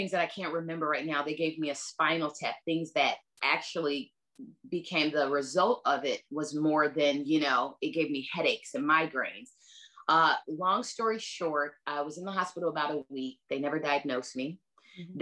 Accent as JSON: {"language": "English", "town": "LaGrange", "country": "United States", "said": "I'm from LaGrange"}